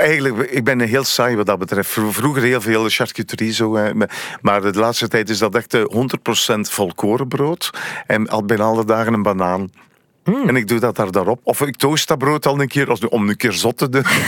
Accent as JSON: {"language": "Dutch", "town": "Oudenaarde", "region": "Flanders", "country": "Belgium", "said": "Ik ben afkomstig van Oudenaar. Dat ligt net naast René Ronse."}